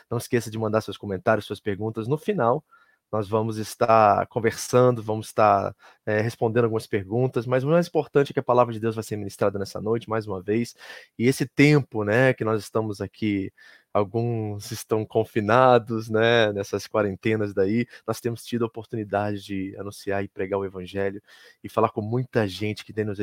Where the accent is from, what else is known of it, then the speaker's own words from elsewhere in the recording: Kearney, New Jersey, United States; da Igreja Batista de Kearney, lá em Nova Jersey, onde nós crescemos, onde nós nascemos em Cristo